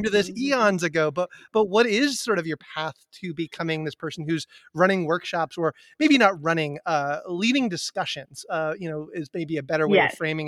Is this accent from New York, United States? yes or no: no; Amherst, Massachusetts, United States; I grew up in Amherst, Massachusetts, which is a college town in Western Massachusetts